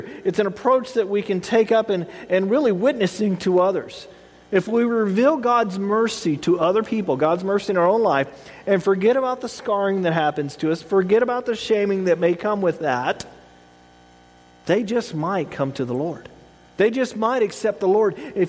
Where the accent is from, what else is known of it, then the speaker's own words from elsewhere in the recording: the South, United States; I grew up in the South